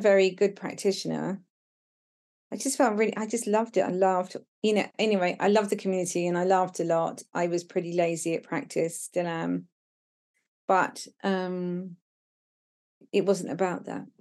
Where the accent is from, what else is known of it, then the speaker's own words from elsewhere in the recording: Brighton, South East England, United Kingdom; moved away as an adult; now in Devon, United Kingdom; I was living in Brighton, w, which was my hometown